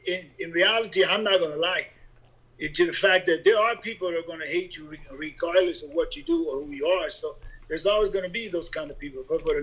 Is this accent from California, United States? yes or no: yes; Los Angeles, California, United States; moved away as an adult; also born or lived in American Samoa; now in Billings, United States; back when I was growing up in East LA.